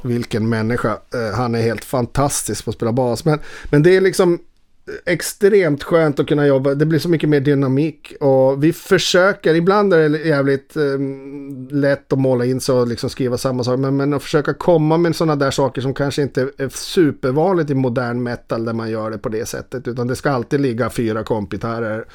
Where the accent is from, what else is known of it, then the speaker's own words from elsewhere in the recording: Boden, Norrbotten County, Sweden; moved away; also born or lived in Stockholm; jag är eh, alltså, från Boden